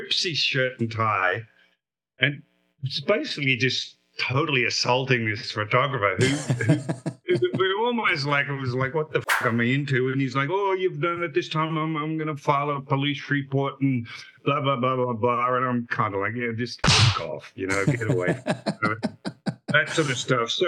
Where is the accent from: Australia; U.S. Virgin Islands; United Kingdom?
Australia; moved away; I'm an Australian in the States.